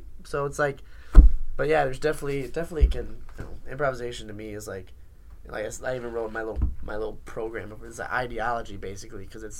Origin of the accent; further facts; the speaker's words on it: Elmont, New York, United States; Like, no, it's like, okay, fine. I'm from Elmont.